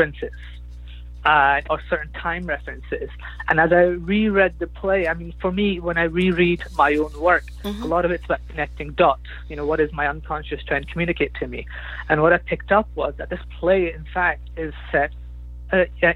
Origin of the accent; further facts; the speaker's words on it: United Kingdom; I am myself, British, Muslim, Pakistani